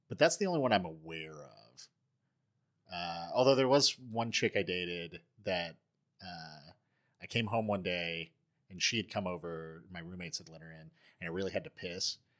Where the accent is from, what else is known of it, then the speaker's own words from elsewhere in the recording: East Tennessee, United States; growing up in East Tennessee